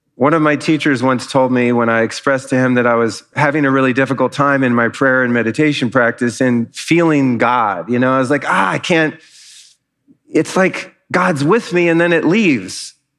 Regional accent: Los Angeles, California, United States; now in Austin, United States; I'm from Los Angeles. We don't really have weather.

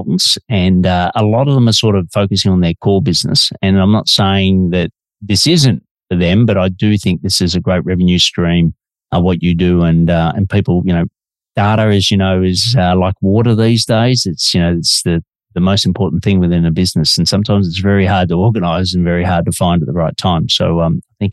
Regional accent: Melbourne, Victoria, Australia; Detecting an accent? I'm an Aussie working globally from Melbourne, Australia.

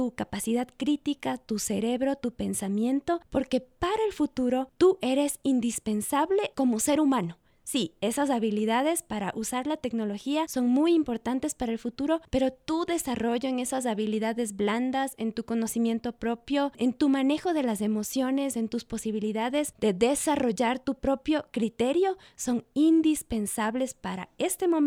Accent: Ecuador; ¿Qué podemos hacer nosotros como ecuatorianos en medio de estos cambios tecnológicos?

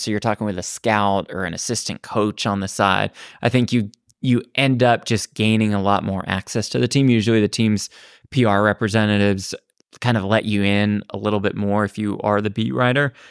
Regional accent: Dallas, Texas, United States; also born or lived in Los Angeles, United States; now in Las Vegas, United States; I'm from Dallas originally went to school at USC

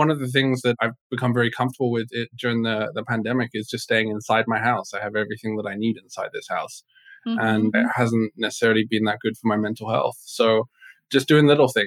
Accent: England, United Kingdom; moved away; I was born in England, very much raised with the culture of be seen, not heard, stiff upper lip.

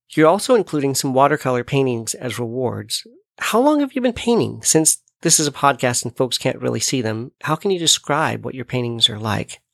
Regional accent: United States; my home country of the USA

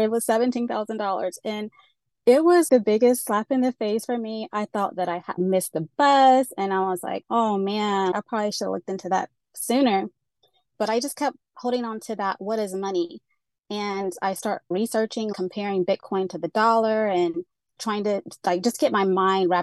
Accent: Georgia, United States; also born or lived in Central Florida; now in Florida, United States; I grew up in Georgia, and I'm currently in the beautiful Central Florida

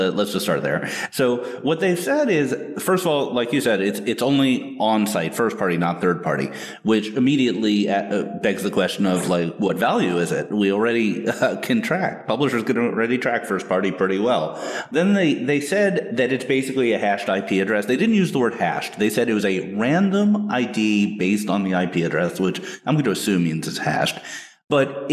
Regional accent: United States; as an American

